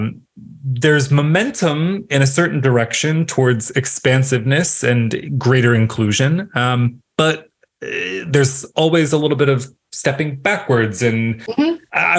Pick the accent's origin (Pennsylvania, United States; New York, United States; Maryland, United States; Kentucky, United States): Maryland, United States; Baltimore; moved away; I'm originally from Baltimore